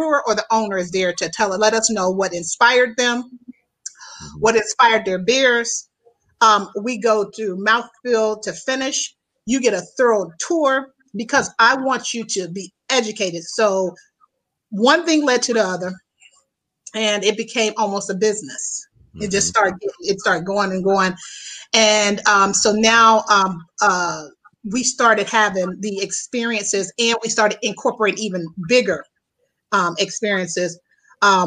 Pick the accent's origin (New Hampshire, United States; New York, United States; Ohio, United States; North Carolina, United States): Ohio, United States; Youngstown; moved away as an adult; also born or lived in Houston, Texas; now in Chicago, United States; my hometown in Youngstown, Ohio is where I'm from